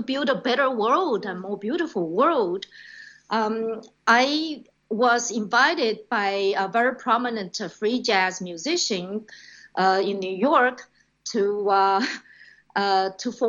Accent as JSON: {"language": "English", "country": "China", "tie": "born or raised there", "also_born_or_lived": "Australia / Hong Kong", "moved": "as an adult", "lives_now": "United States", "said": "growing up in China, then studying and working as a radio journalist in Australia in the 90s"}